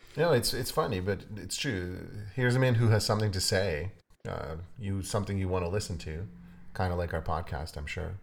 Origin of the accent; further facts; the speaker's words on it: Ukraine; moved away; I'm actually from Ukraine.